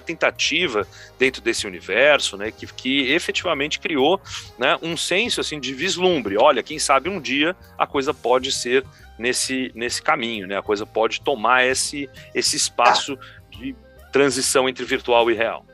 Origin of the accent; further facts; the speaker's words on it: São Paulo, Brazil; Eu sou de São Paulo, natural de São Paulo, capital